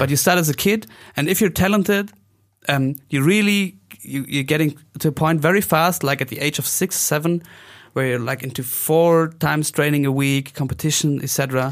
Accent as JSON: {"language": "English", "town": "Oberstdorf", "region": "Bavaria", "country": "Germany", "tie": "born or raised there", "second_language": "English", "said": "Oberstdorf, that's my hometown"}